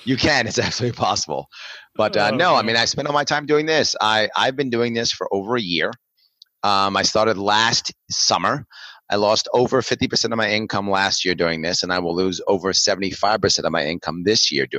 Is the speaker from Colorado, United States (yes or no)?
no; New York, United States; I'm a New Yorker